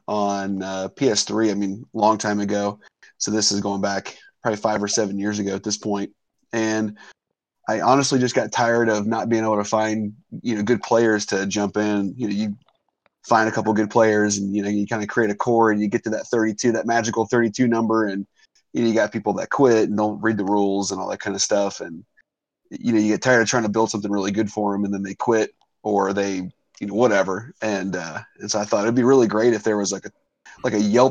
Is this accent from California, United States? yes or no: no; Cincinnati, Ohio, United States; I'm from Cincinnati